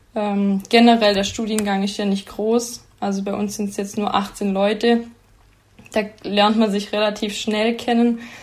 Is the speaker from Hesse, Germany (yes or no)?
no; near Sigmaringen, Danube valley, Baden-Württemberg, Germany; moved away as an adult; now in Aalen, Germany; ich komme ähm, aus der Nähe von Sigmaringen ähm, im Donautal